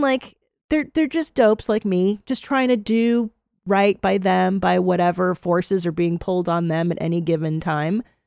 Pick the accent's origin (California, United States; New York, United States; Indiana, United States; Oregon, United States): California, United States; Los Angeles; moved away as an adult; now in Austin, United States; I live in Texas now. I live in Austin, um, and I grew up in Los Angeles